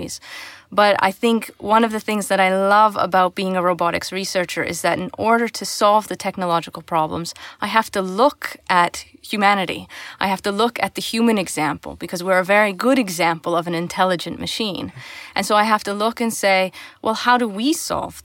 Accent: Canada; growing up in Canada

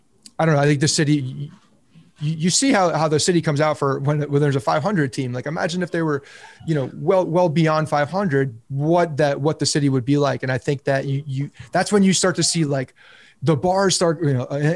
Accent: Bergen County, New Jersey, United States; I grew up in North Jersey, so I'm from Bergen County.

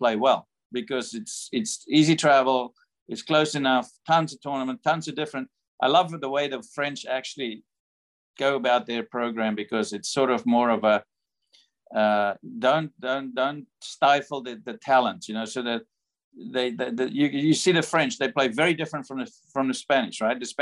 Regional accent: South Africa; moved away as an adult; now in United States; I've lived most of my adult life in America. I'm a South African at heart

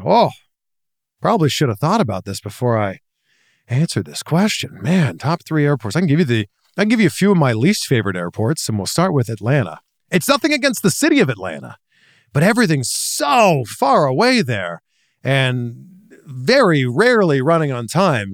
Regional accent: Toronto, Ontario, Canada; moved away as an adult; that's my hometown

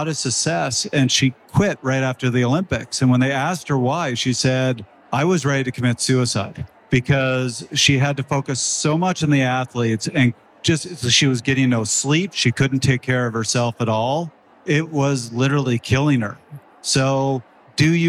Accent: Canada; I'm Canadian

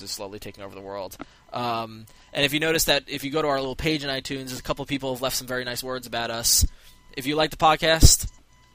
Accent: Norwalk, Connecticut, United States; my hometown in Norwalk, Connecticut

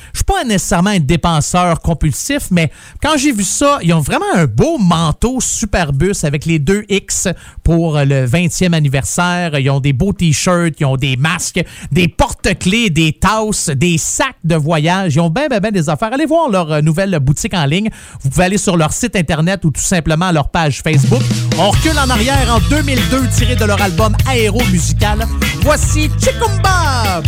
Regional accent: Quebec, Canada; now in Ontario, Canada; je suis un Québécois, je viens de là, mais depuis que je suis en Ontario

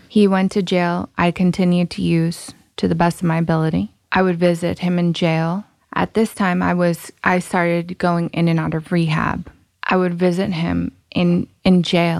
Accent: Rhode Island, United States; also born or lived in Massachusetts; I'm from Rhode Island.

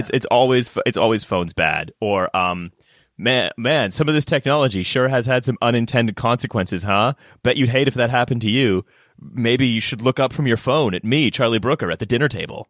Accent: Canada; moved away as an adult; now in United Kingdom; I'm Canadian. I've just lived here for, like, better part of a decade.

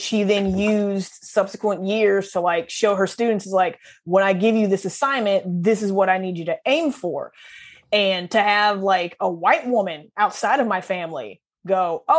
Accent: Southeast Missouri, United States; I grew up in Southeast Missouri

